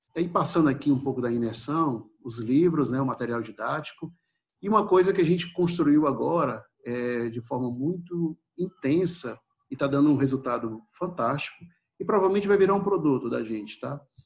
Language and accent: Portuguese; Ceará, Brazil; da minha terra, né, do Ceará